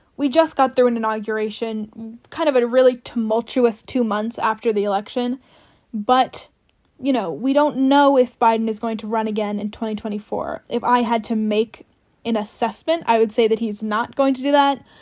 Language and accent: English; New Jersey, United States; moved away as an adult; also born or lived in Greentown, Pennsylvania; now in Washington, D.C., United States; I grew up in New Jersey, so my mayor was Chris Christie for a long time